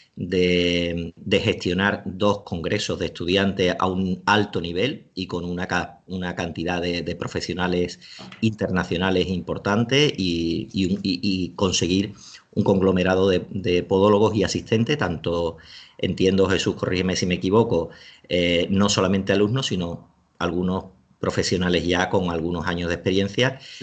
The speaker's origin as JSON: {"language": "Spanish", "town": "Seville", "region": "Andalusia", "country": "Spain", "moved": "yes", "lives_now": "Alicante, Spain", "said": "en Sevilla, que es de donde yo soy, aunque ahora vivo en Alicante"}